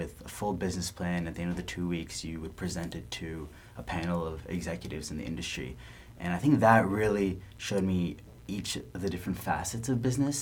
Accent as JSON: {"language": "English", "town": "San Diego", "region": "California", "country": "United States", "tie": "born or raised there", "also_born_or_lived": "Mountain View, California", "said": "I grew up in San Diego"}